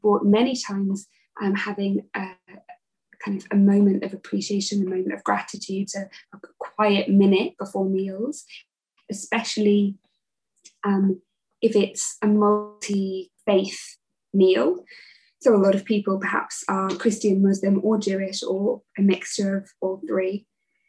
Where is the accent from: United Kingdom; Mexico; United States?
United Kingdom; Kendal, North West England; I come from Kendal